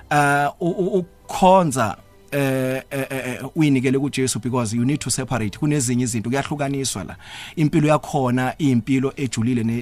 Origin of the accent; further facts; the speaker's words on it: Matatiele, Eastern Cape, South Africa; ngikhulele e, e, eMatatiyele then umuntu wenze namabanga kamancane primary khona ePhamutse